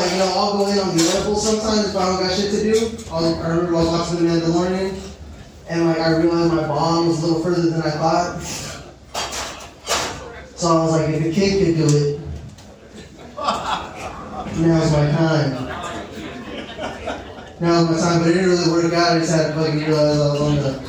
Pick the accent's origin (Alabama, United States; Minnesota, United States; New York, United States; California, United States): California, United States; Pasadena; I'm from Pasadena